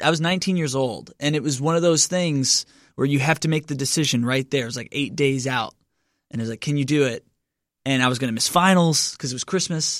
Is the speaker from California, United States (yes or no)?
no; Lebanon, Kentucky, United States; now in Nashville, United States; I'm from Kentucky originally